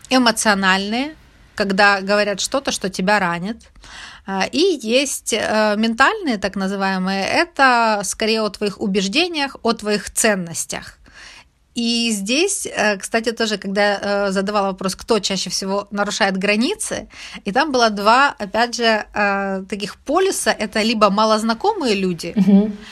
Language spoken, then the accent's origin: Russian; Ukraine; Ведь мы же каждый день не ходим и не говорим «я украинка» или «я украинец»